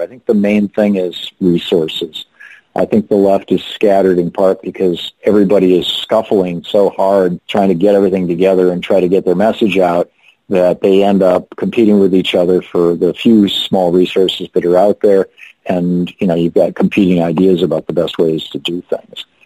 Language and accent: English; Lansing, Michigan, United States; When I was a kid growing up in Lansing, Michigan, we had three hospitals